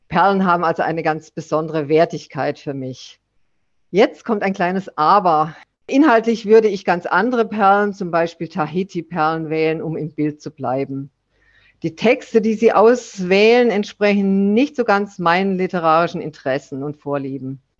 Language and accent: German; Southern Germany, Germany; Ich dagegen bin eben Süddeutsche und äh, mehr dem Süden verbunden, hier in Bayern und weiter nach Italien und vor allen Dingen nach Griechenland.